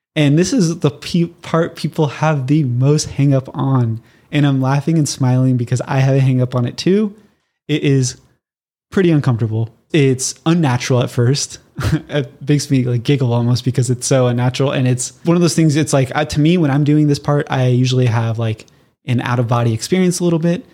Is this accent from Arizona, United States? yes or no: no; Southern California, United States; I'm born and raised in Southern California